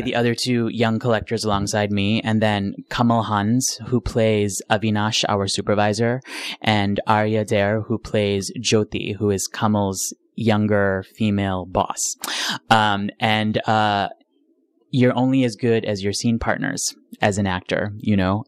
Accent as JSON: {"language": "English", "town": "Rochester", "region": "New York", "country": "United States", "tie": "born or raised there", "said": "I was born and raised in Rochester, New York"}